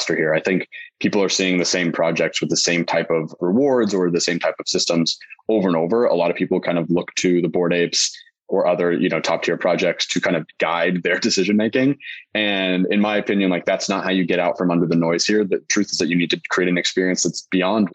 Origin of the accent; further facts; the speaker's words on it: Las Vegas, Nevada, United States; moved away; I'm from Vegas originally